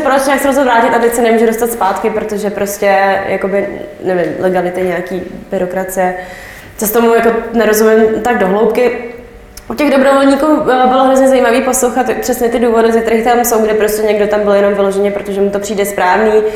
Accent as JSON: {"language": "Czech", "country": "Czechia", "said": "jsem z Česka"}